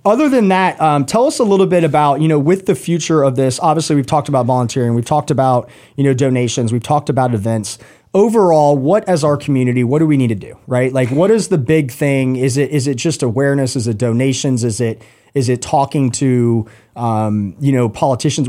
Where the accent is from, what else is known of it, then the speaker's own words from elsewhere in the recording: Roswell, Georgia, United States; I grew up in Roswell